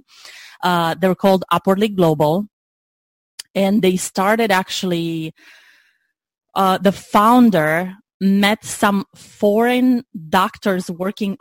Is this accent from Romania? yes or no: yes; Romania; moved away as an adult; now in United States; I'm originally from Romania, as I mentioned. I moved in the U.S. in 2005, right after graduating college.